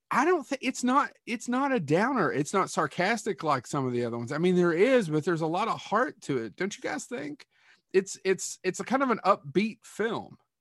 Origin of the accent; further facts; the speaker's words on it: Kentucky, United States; I'm born and raised in Kentucky